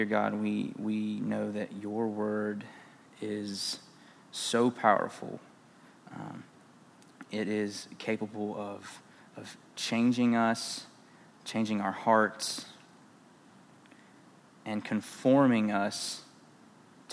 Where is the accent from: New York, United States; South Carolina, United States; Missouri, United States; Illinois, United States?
South Carolina, United States; moved away; I am from South Carolina